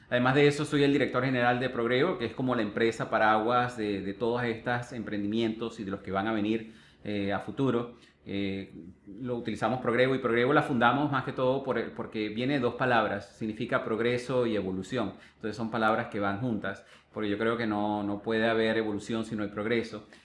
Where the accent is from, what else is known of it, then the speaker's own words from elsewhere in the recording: Venezuela; born there; Tú comentaste inicialmente que yo nací en Venezuela pero realmente muy poco vas a ver que yo me catalogo como venezolano.